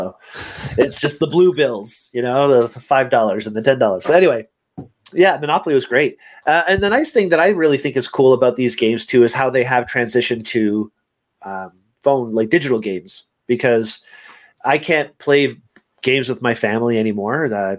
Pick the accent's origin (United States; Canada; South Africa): Canada; Montreal, Quebec; born there; I was born in Montreal, and it's a French name, and we were playing a lot of games when I was younger because that's what we did.